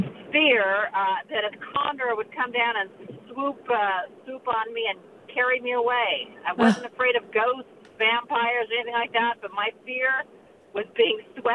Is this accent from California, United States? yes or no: yes; San Jose, California, United States; I grew up in San Jose up against the East Foothills